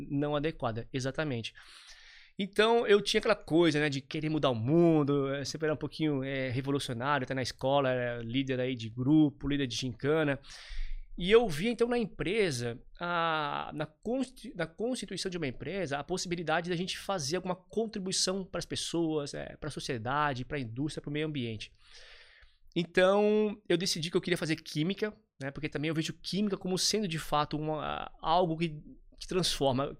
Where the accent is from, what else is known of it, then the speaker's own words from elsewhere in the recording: Nova Trento, Santa Catarina, Brazil; moved away; Eu vim de Nova Trento, uma cidade linda, fantástica, é, de 10 mil habitantes, no interior de Santa Catarina. Tive uma infância bem de, de interior